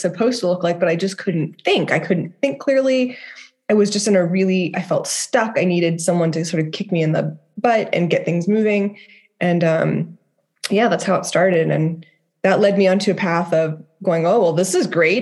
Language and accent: English; Dayton, Ohio, United States; I lived in Dayton, Ohio